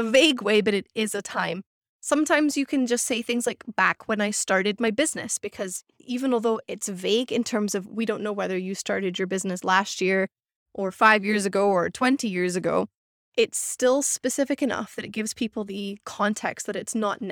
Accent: Scotland, United Kingdom; moved away; I grew up in Scotland

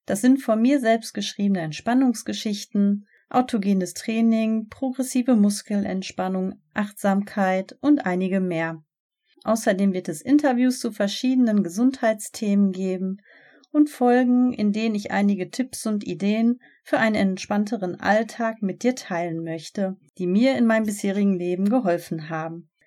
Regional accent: Gelsenkirchen, North Rhine-Westphalia, Germany; now in Bochum, Germany; ich bin 38 Jahre alt, aufgewachsen in Gelsenkirchen und lebe seit ein paar Jahren in Bochum.

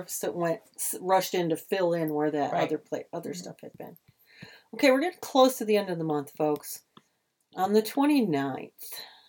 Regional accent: United States; Yeah, I'm an American.

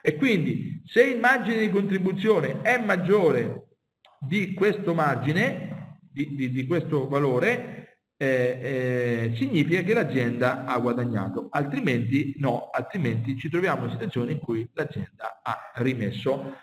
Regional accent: Marche, Italy; io sono marchigiano e vivo nella zona calzaturiera

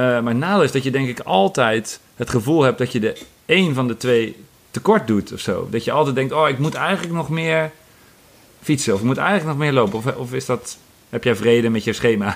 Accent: Apeldoorn, Gelderland, Netherlands; mijn geboortestad Apeldoorn

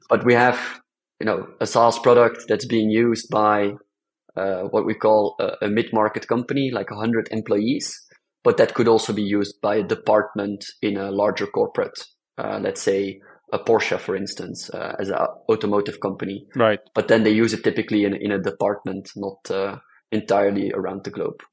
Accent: Belgium; I come from Belgium

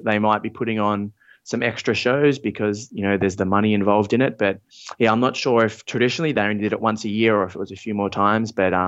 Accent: Australia; But yeah, I grew up in Australia and we moved around a lot. My dad was involved with a lot of Aboriginal organizations in the north of Australia.

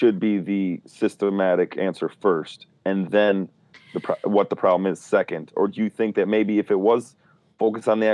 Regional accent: Chicago, Illinois, United States; I grew up in Chicago

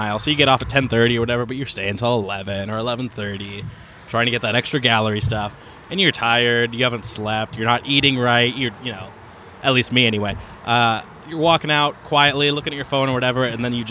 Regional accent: Oregon, United States; moved away as an adult; also born or lived in Cedar Rapids / Peoria; now in Quad Cities, United States; growing up in Oregon

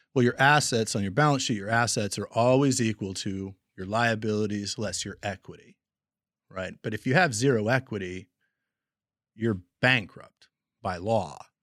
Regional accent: Portland, Oregon, United States; moved away as an adult; also born or lived in Montana / Kansas City; I grew up in Portland and was born in Montana

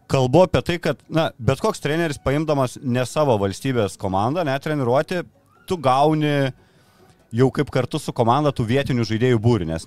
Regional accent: Lithuania; mes lietuviai

